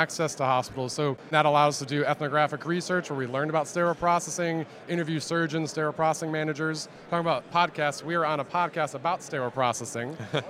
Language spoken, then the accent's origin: English; Atlanta, Georgia, United States; So we're from Atlanta where, you know, there is a growing venture scene here.